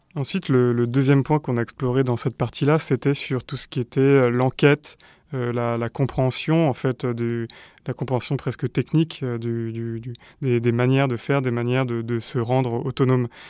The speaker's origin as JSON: {"language": "French", "country": "France", "said": "en tant que Français"}